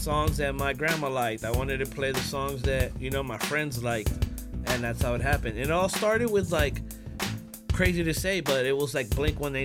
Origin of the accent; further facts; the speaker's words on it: Los Angeles, California, United States; growing up in Hollywood, like, East Hollywood.